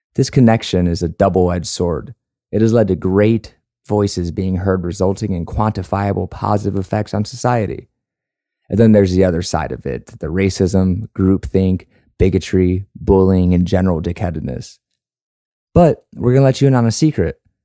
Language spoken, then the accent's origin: English; Chicago, Illinois, United States; moved away as an adult; now in San Antonio, United States; I grew up in Chicago